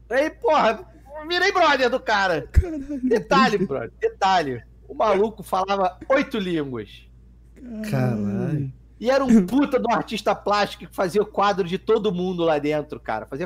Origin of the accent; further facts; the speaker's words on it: Brazil; So, I'm from Brazil.